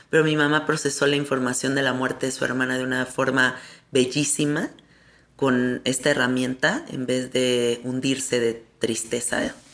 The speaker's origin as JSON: {"language": "Spanish", "country": "Mexico", "said": "O sea, ¿cómo es posible que como mexicanos se nos han olvidado esos recursos?"}